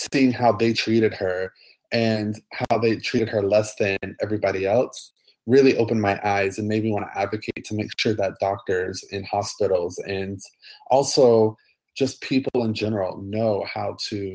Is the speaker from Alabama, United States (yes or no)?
yes; Montgomery, Alabama, United States; moved away; also born or lived in Atlanta, Georgia / Orlando, Florida; I grew up in Montgomery, Alabama, and in between Montgomery and Atlanta.